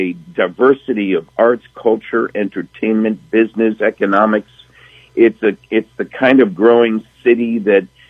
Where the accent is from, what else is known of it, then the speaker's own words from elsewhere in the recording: Pensacola, Florida, United States; my hometown in Pensacola